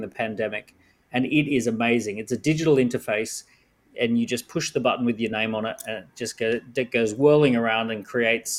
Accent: Sunshine Coast, Queensland, Australia; now in London, United Kingdom; as you can hear, I'm from Australia. I grew up on the Sunshine Coast.

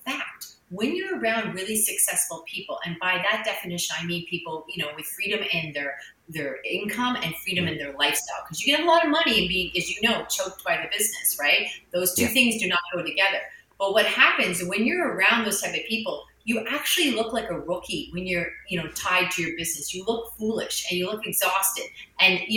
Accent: Canada; I'm Canadian.

